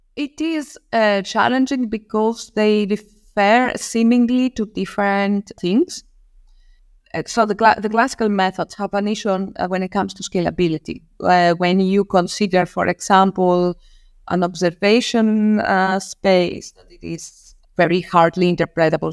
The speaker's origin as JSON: {"language": "English", "town": "Rhodes", "region": "South Aegean", "country": "Greece", "tie": "born or raised there", "moved": "as an adult", "lives_now": "Darmstadt, Germany", "said": "I grew up in an island in Greece, so I come from, uh, Rhodes."}